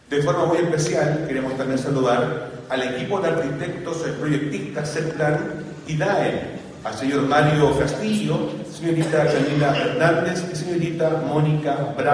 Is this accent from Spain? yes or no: no; Chile; mes de nuestras tradiciones como chilenos